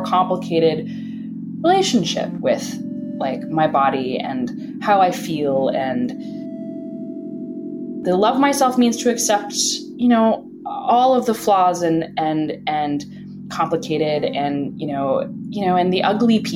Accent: Bethesda, Maryland, United States; now in Brooklyn, United States; I'm from Washington, D.C., or just outside of that, in Bethesda

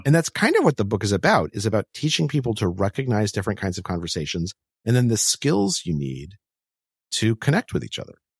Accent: Albuquerque, New Mexico, United States; I grew up in Albuquerque, New Mexico

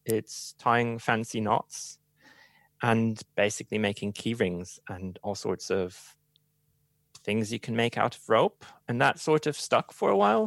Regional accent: Hamburg, Germany; English is a second language; moved away; originally, I'm from Hamburg

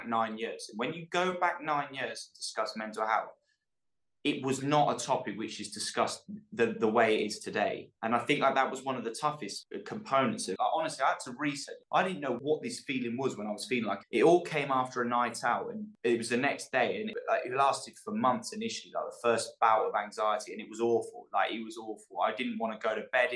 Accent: the Cotswolds, South West England, United Kingdom; moved away; Growing up with the people I grew up with in the Cotswolds

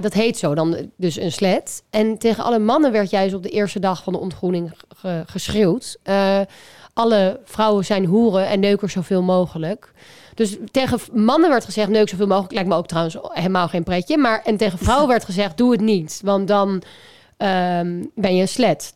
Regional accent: Amsterdam, North Holland, Netherlands; Amsterdam, waar ik vandaan kom

